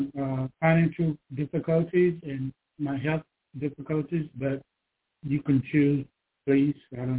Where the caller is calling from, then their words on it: Georgia, United States; I'm calling from Georgia.